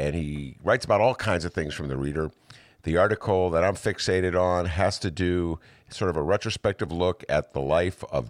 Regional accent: Evanston, Illinois, United States; I was a kid growing up in Evanston

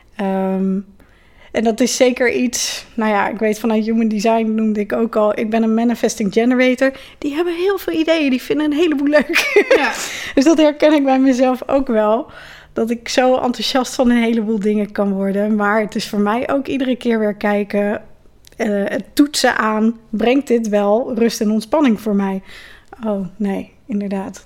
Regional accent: Ede, Gelderland, Netherlands; ik ben geboren in Ede. Met grote omwegen daar ook weer eh, steeds teruggekomen

